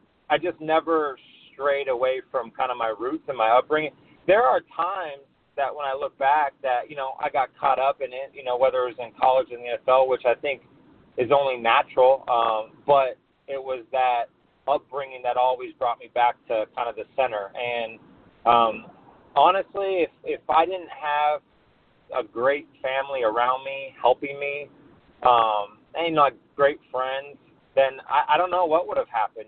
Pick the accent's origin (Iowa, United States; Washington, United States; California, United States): California, United States; Santa Ana; I actually grew up in Santa Ana